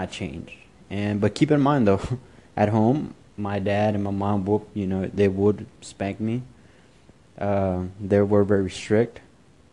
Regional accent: Houston, Texas, United States; also born or lived in Mexico; I was born in Mexico, but was raised in Houston. I arrived in Houston at the age of 3.

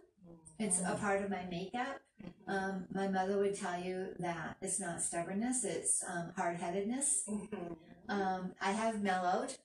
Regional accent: Maine, United States; now in Florida, United States; I'm originally from Maine

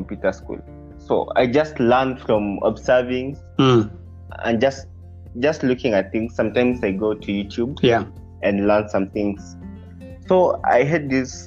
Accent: Eldoret, Uasin Gishu County, Kenya; also born or lived in Kisii, Kenya; I was born in Eldoret, Kenya

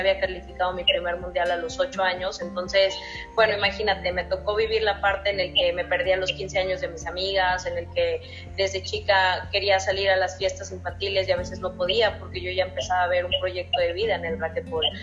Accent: San Luis Potosí, Mexico; now in Nuevo León, Mexico; yo soy originaria de San Luis Potosí, sabes que radico ya en Nuevo León

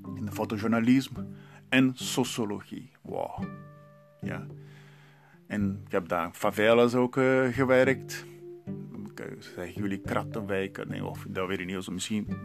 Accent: Santos, São Paulo, Brazil; first language Portuguese; Dutch is a second language; moved away as an adult; now in Heerlen, Netherlands; ik ben daar geboren en 32 jaar daar gewoond.

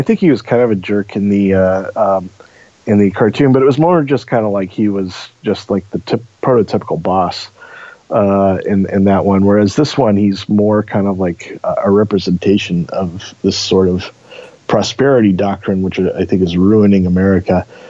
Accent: Eugene, Oregon, United States; Yeah, to me, you know, growing up in Eugene, Portland was always the big city.

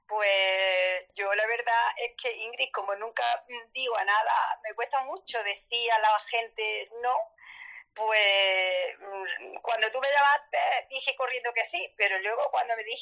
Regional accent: Córdoba, Andalusia, Spain; now in Jaén, Spain; soy cordobesa, igual que Rottenmeier

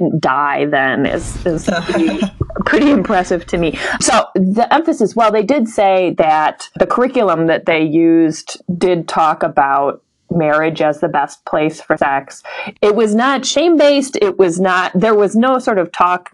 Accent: Illinois, United States; I grew up in Illinois

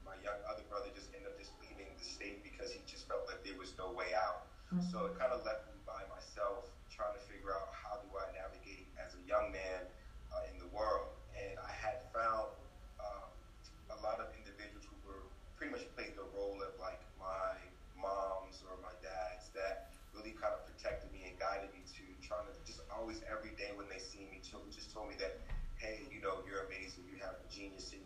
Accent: North New Jersey, United States; I was born and raised in North New Jersey, here in the U.S.

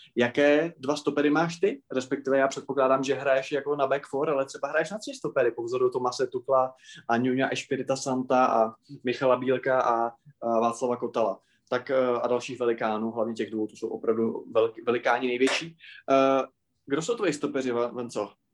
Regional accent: Moravia, Czechia; u nás na Moravě

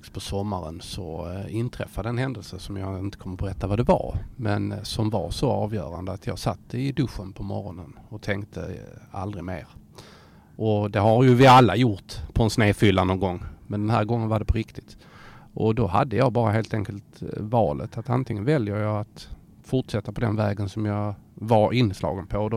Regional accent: Skåne, Sweden; ödmjuk som skåning som man är

